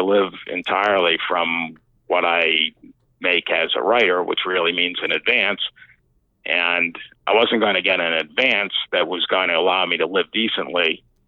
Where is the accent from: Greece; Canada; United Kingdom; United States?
United States; Rhode Island; now in New Orleans, United States; I grew up in Rhode Island